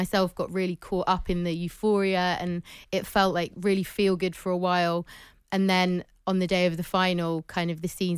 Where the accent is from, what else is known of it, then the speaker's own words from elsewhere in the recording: Midlands, United Kingdom; I was born in the Midlands, so grew up feeling very English.